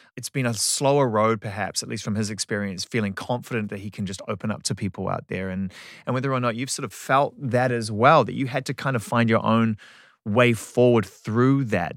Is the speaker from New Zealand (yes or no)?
yes; New Zealand; I'm from New Zealand